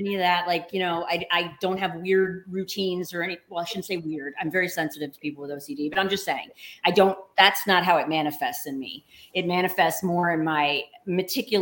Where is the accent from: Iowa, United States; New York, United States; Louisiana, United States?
Louisiana, United States; moved away as an adult; also born or lived in Los Angeles / New Orleans; now in Michigan, United States; I'm from Louisiana. My water does not freeze